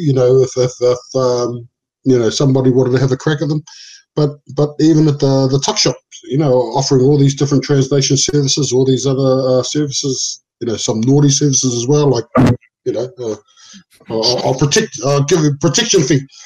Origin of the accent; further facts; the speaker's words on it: Auckland, New Zealand; English is a second language; where I grew up on Preston Road, Otara